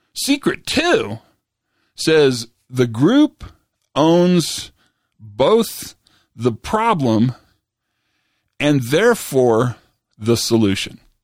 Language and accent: English; Santa Fe, New Mexico, United States; I was flying back to my hometown, back to Santa Fe, New Mexico